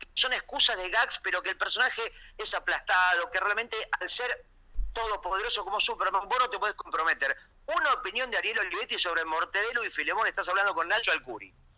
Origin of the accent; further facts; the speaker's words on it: Argentina; más fuerte me siento yo como persona y como argentino